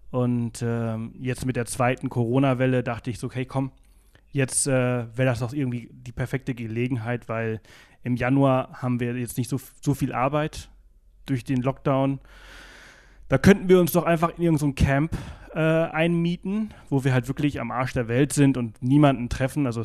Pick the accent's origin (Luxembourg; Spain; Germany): Spain; Balearic Islands; German is a second language; Ich komme aus Mallorca, ich bin Mallorquiner. Äh, wie man unschwer äh, hören kann.